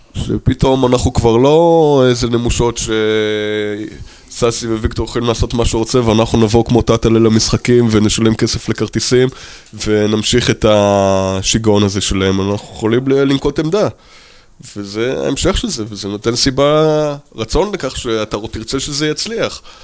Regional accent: New York, United States; נולדתי בניו יורק

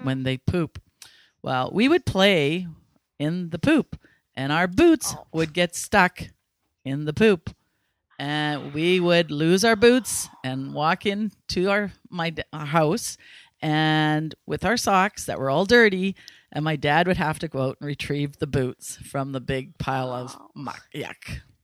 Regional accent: Ladner, British Columbia, Canada; I was born and raised in Ladner, and I grew up on a farm that's been in my family for over 100 years

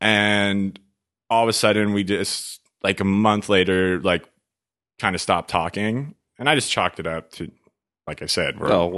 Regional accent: Los Angeles, California, United States; I'm from LA.

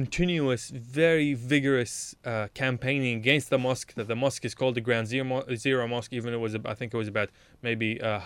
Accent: Melbourne, Victoria, Australia; moved away as an adult; now in Sydney, Australia; I was from Melbourne. I still am a Melbourneite even though I live in Sydney.

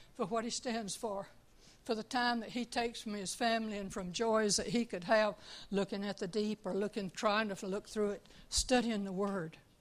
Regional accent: Tucson, Arizona, United States; now in Mississippi, United States; I'm originally from Tucson, Arizona

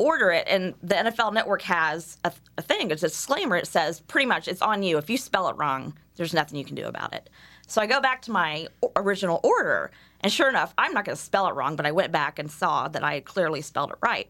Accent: Indiana, United States; I said, Indiana

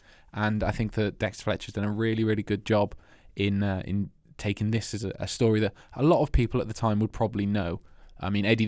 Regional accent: Wales, United Kingdom; I'm from Wales.

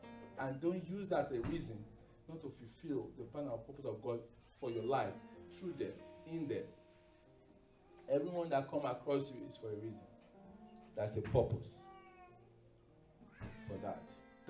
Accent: Nigeria; moved away; Only the clothing that I came with from Nigeria is all we have to give them.

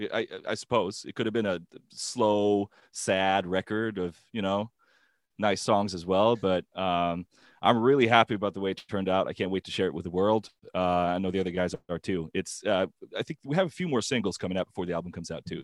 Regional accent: Gothenburg, Västra Götaland, Sweden; Gothenburg, my hometown

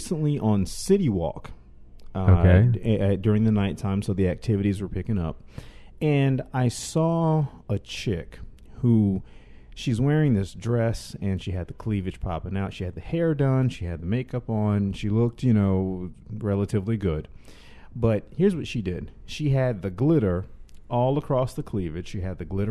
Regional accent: the South, United States; I'm from the South

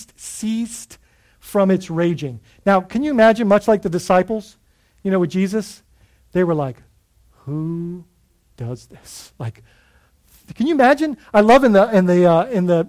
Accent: Bahamas; growing up in the Bahamas, we would dive on the northeast side of Grand Bahama

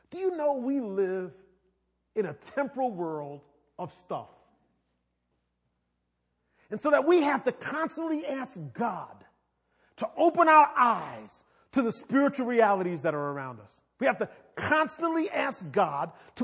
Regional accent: New York City, New York, United States; I'm from New York. When you grow up in New York City

